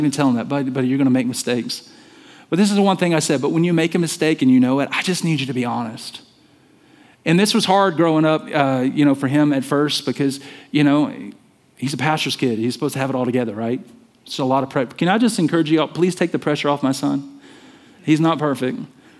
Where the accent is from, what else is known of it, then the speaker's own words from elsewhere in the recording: the South, United States; And so listen, I'm from the South. Many of you know that. And I'm kind of losing my accent.